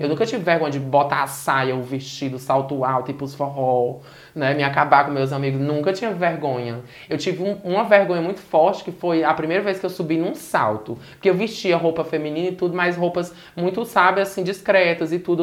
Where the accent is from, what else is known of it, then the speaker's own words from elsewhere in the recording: Sobral, Ceará, Brazil; also born or lived in Fortaleza; a região do Ceará, que é a região que eu nasci, Fortaleza, cresci em Sobral, no interior do estado do Ceará